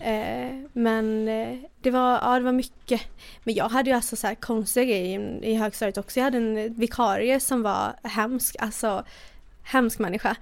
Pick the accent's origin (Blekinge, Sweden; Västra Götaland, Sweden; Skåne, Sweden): Västra Götaland, Sweden; Borås; also born or lived in United States; Jag är uppväxt i Borås, sen bodde jag i USA i två och ett halvt år.